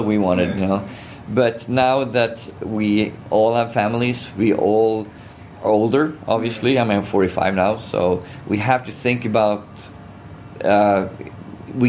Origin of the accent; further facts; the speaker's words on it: Gothenburg, Västra Götaland, Sweden; I'm from Gothenburg